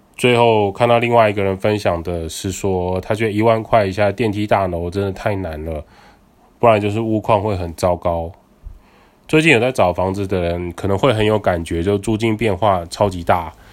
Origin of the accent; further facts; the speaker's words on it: Taiwan; 我们台湾人